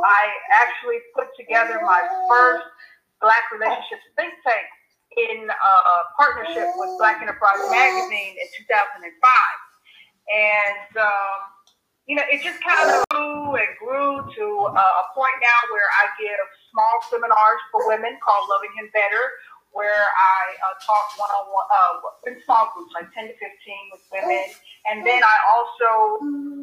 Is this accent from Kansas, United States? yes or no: no; North Carolina, United States; I'm from North Carolina, that's where I was born, so I have a southern background